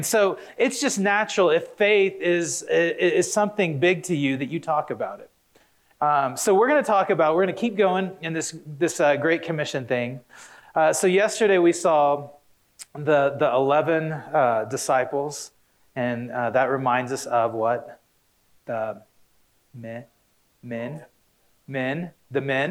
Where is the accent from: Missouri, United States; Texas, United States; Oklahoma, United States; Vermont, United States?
Oklahoma, United States; I grew up in Oklahoma.